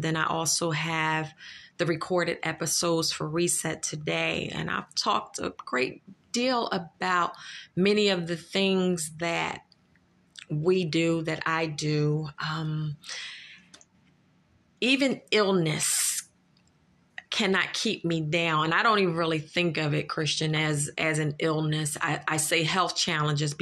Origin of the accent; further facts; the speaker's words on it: Philadelphia, Pennsylvania, United States; I'm from Philadelphia. I am a Philadelphian. And not only that, I grew up in North Philadelphia